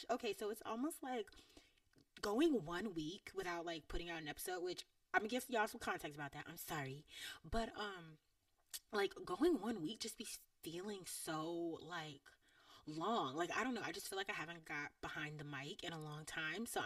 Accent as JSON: {"language": "English", "region": "Georgia", "country": "United States", "said": "I'm from Georgia"}